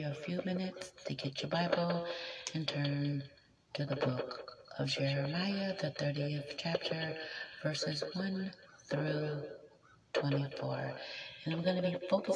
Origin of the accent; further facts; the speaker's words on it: Maryland, United States; moved away as an adult; now in New York, United States; I was born on a military base, Aberdeen Proving Grounds, Maryland. I went to school in Maryland. I went to college in Maryland.